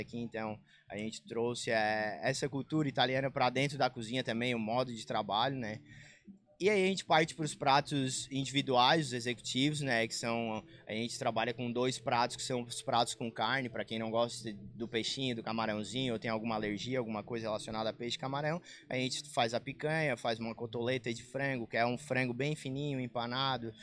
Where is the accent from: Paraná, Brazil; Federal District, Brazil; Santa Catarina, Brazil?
Santa Catarina, Brazil; Balneário Rincão; moved away as an adult; para mim voltar para o Rincão